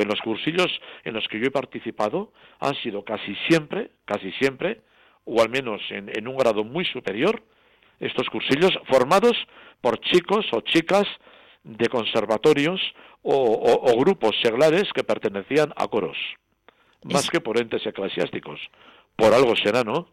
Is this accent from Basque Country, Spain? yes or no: no; Burguete, Navarre, Spain; mi santuario natal de Roncesvalles, yo soy de Burguete